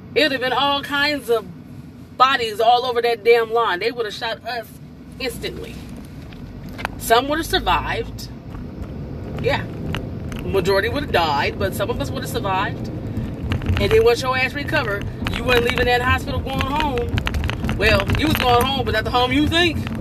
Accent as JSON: {"language": "English", "country": "United States", "said": "I'm American."}